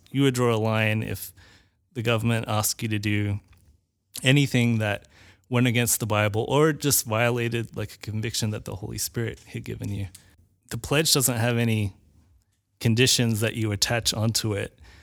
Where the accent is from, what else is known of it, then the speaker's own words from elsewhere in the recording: Australia; now in United States; my country that I actually had citizenship